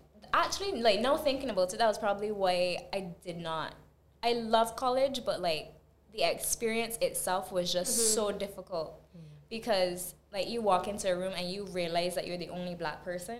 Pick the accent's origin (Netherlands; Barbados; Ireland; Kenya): Barbados; So, like, my accent flattened out, and at some point, people would be like, oh, yeah, like, where are you from? And I say Barbados, and they're like, no, like, where are you from? And I was like, Barbados.